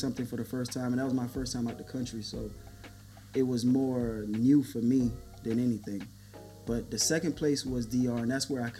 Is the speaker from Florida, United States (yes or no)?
yes; Miami, Florida, United States; I grew up in Miami.